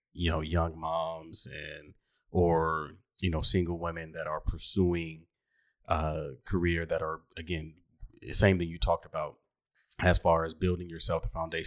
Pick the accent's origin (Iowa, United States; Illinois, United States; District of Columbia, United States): District of Columbia, United States; Washington; where did you grow up? 1734 New Hampshire Avenue, Northwest